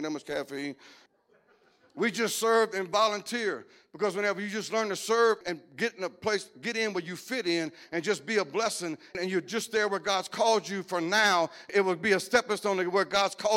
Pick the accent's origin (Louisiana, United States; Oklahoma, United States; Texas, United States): Louisiana, United States; Cajun; I'm Cajun